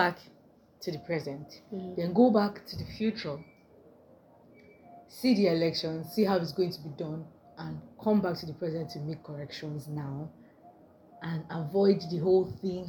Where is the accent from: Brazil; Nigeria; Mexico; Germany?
Nigeria; No, I'm a Nigerian.